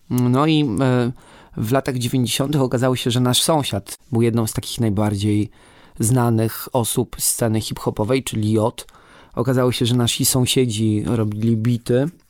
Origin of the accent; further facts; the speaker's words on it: Wrocław, Lower Silesian Voivodeship, Poland; u nas we Wrocławiu